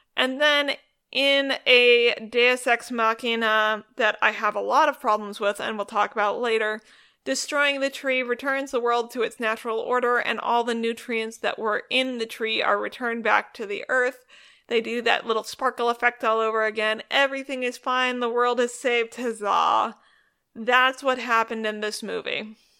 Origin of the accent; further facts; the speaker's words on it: Northern California, United States; I'm from Northern California